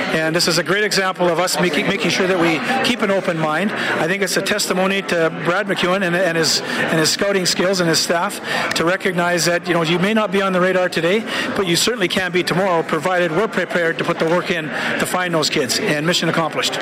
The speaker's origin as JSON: {"language": "English", "country": "Canada"}